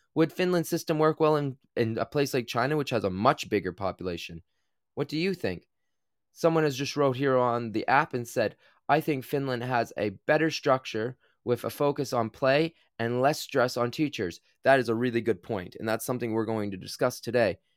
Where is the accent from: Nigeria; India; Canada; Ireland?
Canada; New Brunswick; I grew up in Canada